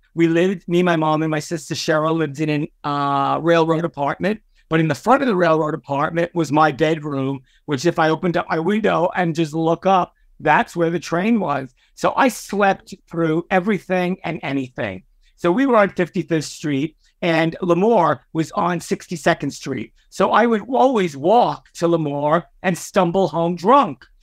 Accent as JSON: {"language": "English", "town": "New York City", "region": "New York", "country": "United States", "tie": "born or raised there", "said": "I was a young, a, uh, a uh, gay Puerto Rican kid and growing up in Brooklyn."}